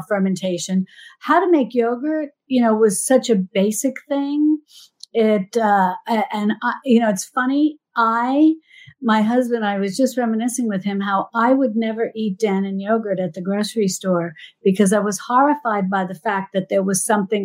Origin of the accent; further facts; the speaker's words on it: New York, United States; I'm from New York